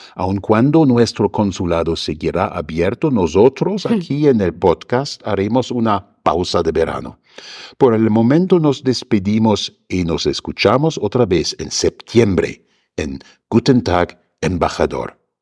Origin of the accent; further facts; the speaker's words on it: Germany; moved away as an adult; now in Mexico City, Mexico; echo de menos a mi tierra